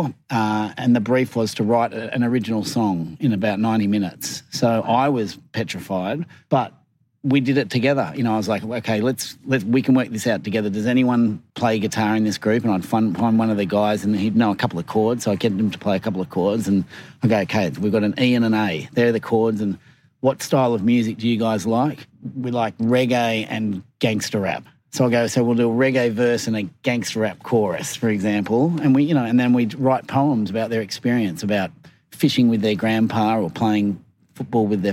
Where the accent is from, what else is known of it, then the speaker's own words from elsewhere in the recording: Sydney, New South Wales, Australia; moved away as an adult; also born or lived in United Kingdom / New York; I was born in Sydney.